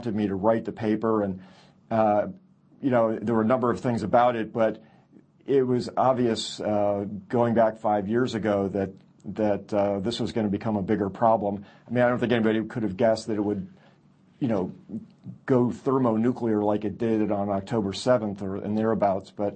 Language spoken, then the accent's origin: English; Miami, Florida, United States; I grew up in Miami, Florida